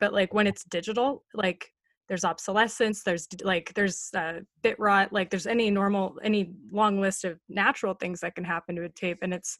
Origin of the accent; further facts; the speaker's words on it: Canada; I feel like maybe this is an excuse, but like being Canadian